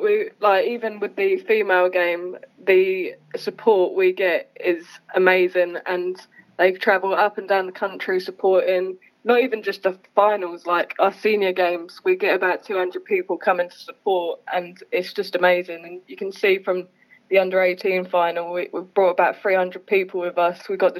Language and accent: English; East of England, United Kingdom; I think it's the same as every British athlete. So I started in school, and then I got told by my PE teacher to go to trials, and went to Suffolk trials, got in there.